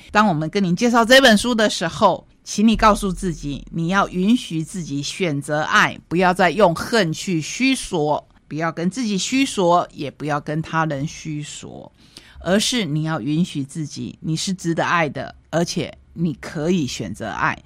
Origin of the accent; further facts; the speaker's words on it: Taitung, Taitung County, Taiwan; 我是台东人